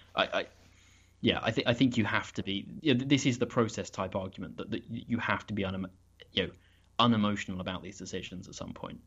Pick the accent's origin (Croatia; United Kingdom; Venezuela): United Kingdom